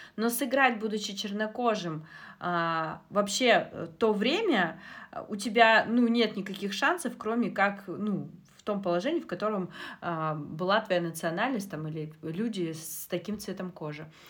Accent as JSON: {"language": "Russian", "country": "Kazakhstan", "tie": "born or raised there", "said": "Я родом из Казахстана"}